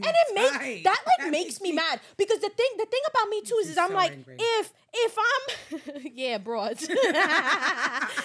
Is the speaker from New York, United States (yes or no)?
yes; New York City, New York, United States; also born or lived in Staten Island; I was born and raised in Brooklyn, and I moved to Staten Island when I was, I think, going into high school or like in the middle school.